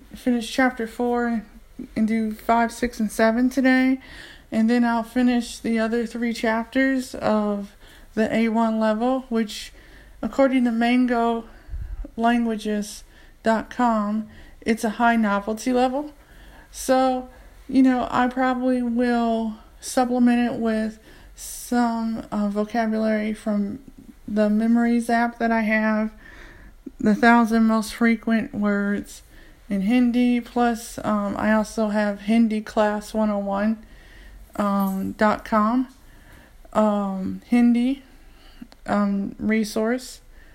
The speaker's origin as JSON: {"language": "English", "country": "United States", "said": "I'm an American. I'm from America"}